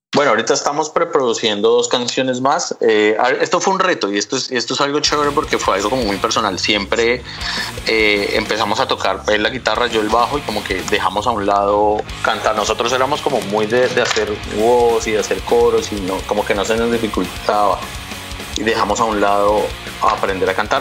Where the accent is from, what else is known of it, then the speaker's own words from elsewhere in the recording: Colombia; somos de Colombia y tenemos un grupo